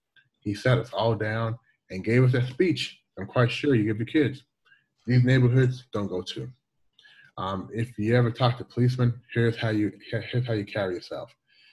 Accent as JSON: {"language": "English", "town": "Louisville", "region": "Kentucky", "country": "United States", "tie": "born or raised there", "also_born_or_lived": "Toronto, Canada / Washington, D.C. / upstate New York", "moved": "as an adult", "lives_now": "China", "said": "When I was 8 years old, almost 8 years old, 1980, we moved from Toronto to Louisville, Kentucky. My parents were Jamaican."}